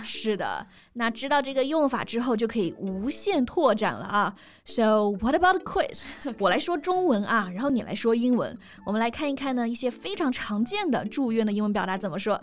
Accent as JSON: {"language": "Chinese", "country": "China", "said": "我们中国人"}